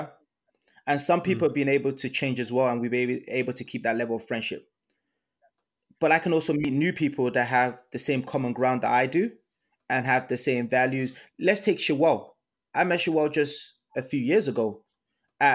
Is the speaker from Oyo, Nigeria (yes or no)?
yes; Ibadan, Oyo, Nigeria; moved away; I was born in Ibadan, Nigeria